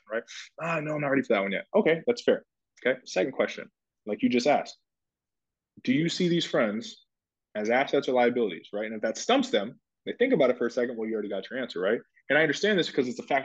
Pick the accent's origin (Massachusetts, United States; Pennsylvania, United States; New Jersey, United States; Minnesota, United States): Minnesota, United States; moved away as an adult; also born or lived in Ohio; I went to school in Ohio. I grew up in Minnesota